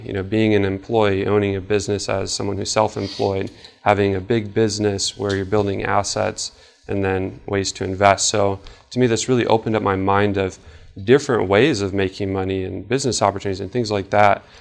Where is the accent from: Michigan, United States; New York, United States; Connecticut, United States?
Michigan, United States; Traverse City; I'm from Traverse City, so you know, we have the Cherry Festival